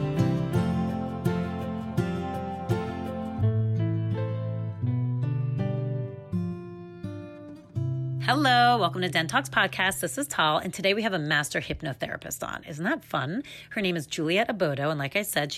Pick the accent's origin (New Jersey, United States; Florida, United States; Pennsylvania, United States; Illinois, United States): New Jersey, United States; near Englewood, northern; I'm from northern, right outside of New York